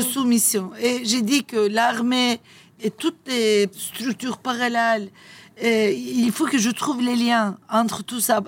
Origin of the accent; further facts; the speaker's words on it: Turkey; French is a second language; moved away as an adult; now in Nice, France; chez nous, en Turquie